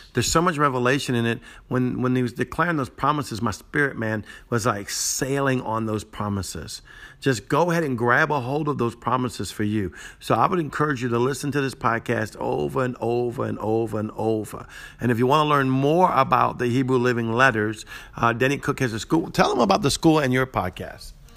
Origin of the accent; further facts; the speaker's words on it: Cajun, Louisiana, United States; I'm broken Cajun, not Jewish